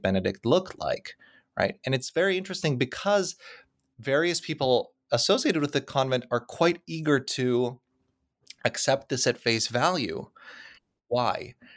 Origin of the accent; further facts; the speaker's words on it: Krakow, Lesser Poland, Poland; moved away; the fields outside of Krakow, which happens to be my hometown.